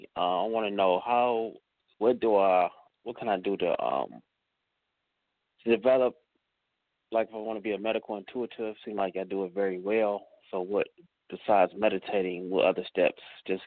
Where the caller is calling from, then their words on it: Cleveland, Ohio, United States; Calling from Cleveland.